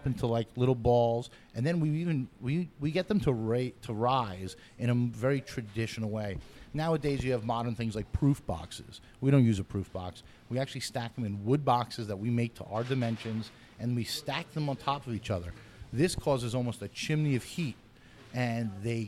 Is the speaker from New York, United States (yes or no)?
yes; New York City, New York, United States; I'm a New Yorker through and through, and I always grew up, my dad would always get bagels and bialys together.